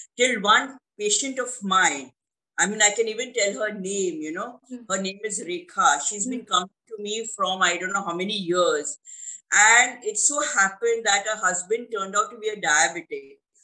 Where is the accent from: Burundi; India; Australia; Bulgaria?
India; I'm from India